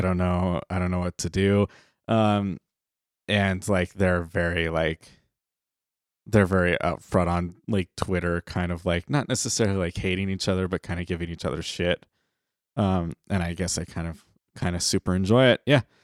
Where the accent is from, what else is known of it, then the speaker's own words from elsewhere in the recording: United States; we're American